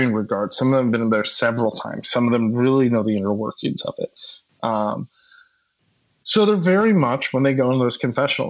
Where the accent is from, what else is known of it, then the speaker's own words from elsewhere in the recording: Midwest, United States; as a Midwesterner, like growing up